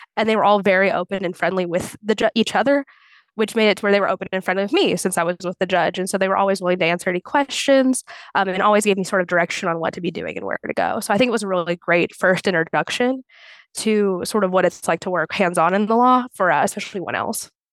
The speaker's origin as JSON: {"language": "English", "town": "Clarksville", "region": "Indiana", "country": "United States", "also_born_or_lived": "Bloomington, Indiana", "said": "I'm from Clarksville, Indiana, and I went to undergrad in Bloomington"}